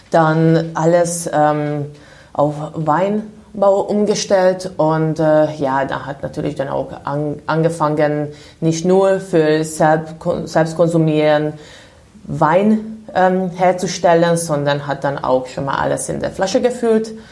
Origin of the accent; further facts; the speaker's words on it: Budapest, Hungary; moved away as an adult; now in Germany; Also ich komme aus Ungarn, bin in Budapest geboren.